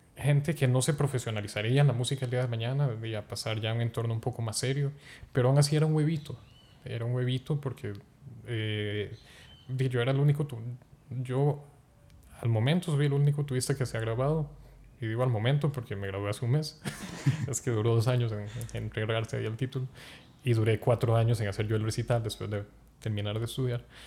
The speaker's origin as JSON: {"language": "Spanish", "town": "Zarcero", "region": "Alajuela", "country": "Costa Rica", "also_born_or_lived": "Palmares", "said": "venir de zarcero, y pues el entorno musical allá es un huevito, y porque se encuentra a 40 kilómetros de San José"}